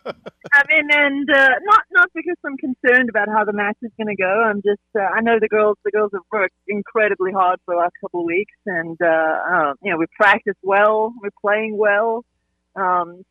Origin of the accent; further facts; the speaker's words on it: South Africa; now in Greenville, United States; I'm from South Africa originally, but Greenville's been home for 20 years now.